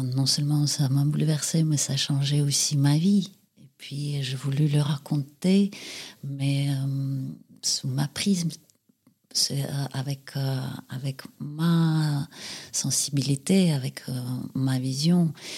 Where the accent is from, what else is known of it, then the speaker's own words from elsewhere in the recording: Saint Petersburg, Russia; moved away as an adult; now in France; je suis née à Saint-Pétersbourg, à l'époque, c'était Leningrad. J'ai passé là-bas mon enfance, mon adolescence, ma jeunesse. Et puis à l'âge de 23 ans, je suis partie